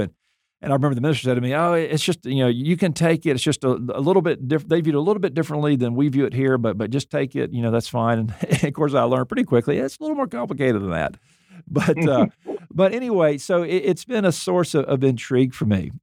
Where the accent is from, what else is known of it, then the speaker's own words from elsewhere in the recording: Mobile, Alabama, United States; I grew up in Mobile, Alabama.